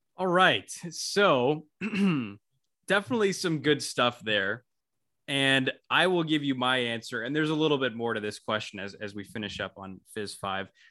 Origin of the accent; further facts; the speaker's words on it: Tennessee, United States; moved away as an adult; now in Syracuse, United States; I'm from Tennessee